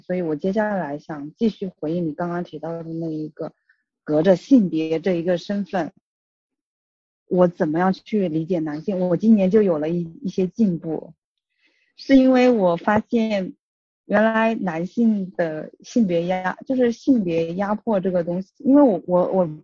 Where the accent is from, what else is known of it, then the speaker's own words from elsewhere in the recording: Hubei, China; moved away; 我是湖北来的